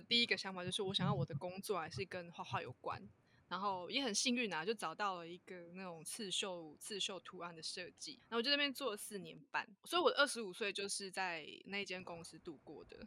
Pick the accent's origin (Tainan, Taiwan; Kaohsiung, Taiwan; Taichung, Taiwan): Tainan, Taiwan; also born or lived in eastern Taiwan; 我是土生土长的台南小孩，对，有台南人嗯。那我其实前面我都没有离开过台南这个地方，然后我有一段时间我去了东部住了一阵子